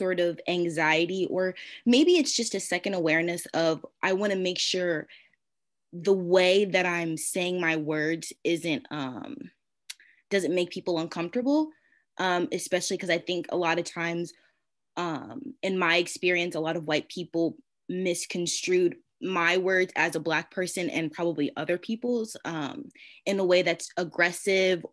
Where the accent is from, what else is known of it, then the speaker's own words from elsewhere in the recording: Philadelphia, Pennsylvania, United States; I grew up in Philly